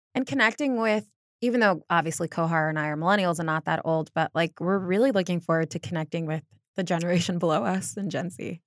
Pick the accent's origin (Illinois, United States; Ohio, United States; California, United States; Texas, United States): Ohio, United States; Northeast; I grew up in Northeast Ohio